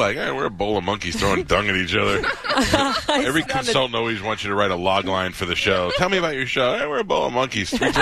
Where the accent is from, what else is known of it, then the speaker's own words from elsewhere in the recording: New York City, New York, United States; I'm from Staten Island